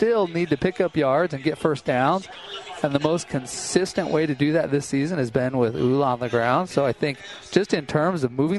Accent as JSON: {"language": "English", "town": "Idaho Falls", "region": "Idaho", "country": "United States", "tie": "born or raised there", "said": "my hometown, Idaho Falls."}